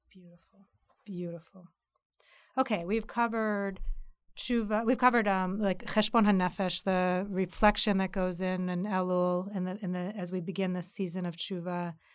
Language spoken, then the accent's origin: English; United States; I'm an American child